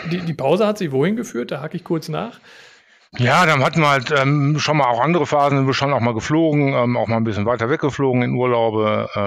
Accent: North Rhine-Westphalia, Germany; dann bin ich im Sauerland groß geworden, da gibt es ganz viele Talsperren, da haben wir auch gezeltet

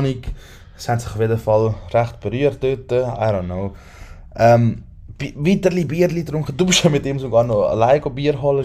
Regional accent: Switzerland; wir sind von der Schweiz

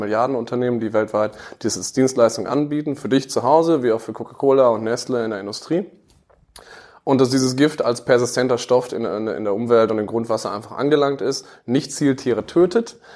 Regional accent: North Rhine-Westphalia, Germany; born there; 32 Jahre, geboren im Münsterland

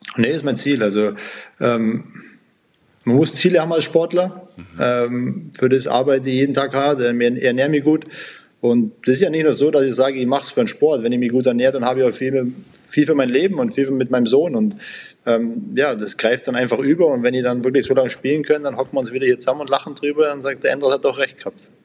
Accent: Sonthofen, Bavaria, Germany; also born or lived in Mannheim; now in Augsburg, Germany; ich bin ja gebürtiger Allgäuer, Sonthofen

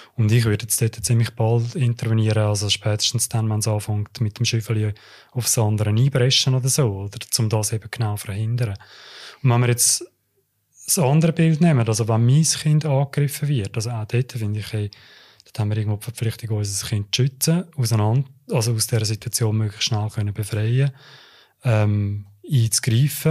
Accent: Uster, Zurich, Switzerland; ich bin ja in Oster aufgewachsen

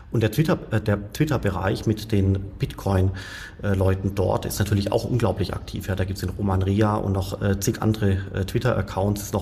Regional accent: Stuttgart, Baden-Württemberg, Germany; also born or lived in Heidelberg; geboren bin ich in Heidelberg, bin aufgewachsen in Stuttgart

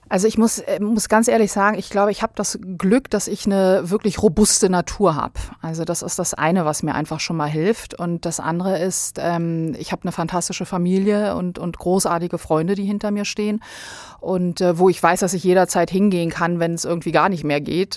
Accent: Bosnia & Herzegovina; also born or lived in Berlin, Germany; now in Germany; ich bin in Berlin geboren und bin dann aber sehr, sehr bald schon nach Bosnien zu meiner, ähm, äh, Großmutter gebracht worden und habe dann da den größten Teil meiner Kindheit verbracht.

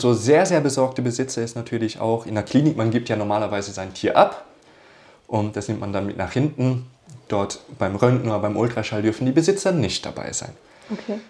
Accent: Austria; bei uns in Österreich

